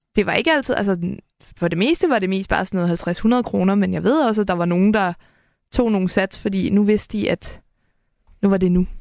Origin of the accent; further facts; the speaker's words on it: Helsingør, Capital Region of Denmark, Denmark; jeg kommer fra Helsingør